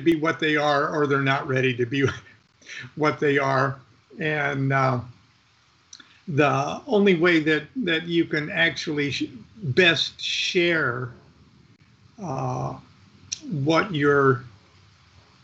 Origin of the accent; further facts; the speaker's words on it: Midwest, United States; moved away; also born or lived in Orange County; I come from the Midwest